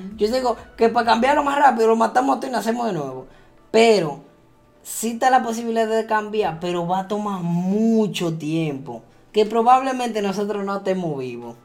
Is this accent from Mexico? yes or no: no; Dominican Republic